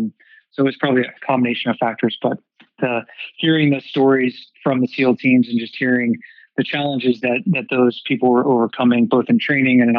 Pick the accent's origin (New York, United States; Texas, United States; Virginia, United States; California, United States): Texas, United States; Dallas; moved away; I was born and raised in Dallas, Texas